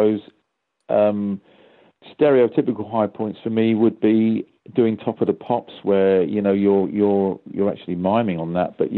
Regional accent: London, United Kingdom; I'm from London.

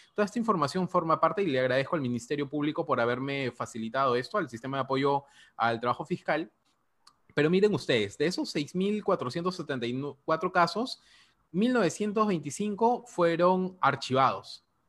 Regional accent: Peru

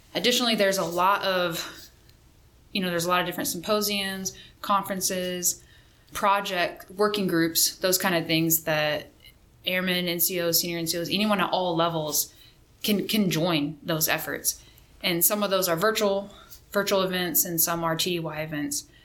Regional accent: Missouri, United States; moved away as an adult; also born or lived in Spain; now in Fairchild Air Force Base, Washington, United States; I am originally from Missouri

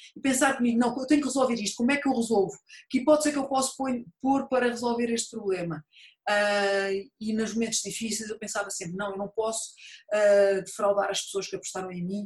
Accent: Montijo, Setúbal, Portugal; eu nasci e vivi no Montijo na altura

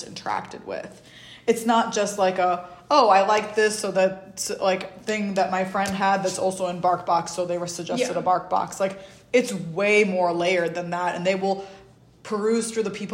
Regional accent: New York, United States; also born or lived in Uzbekistan; I'm from New York

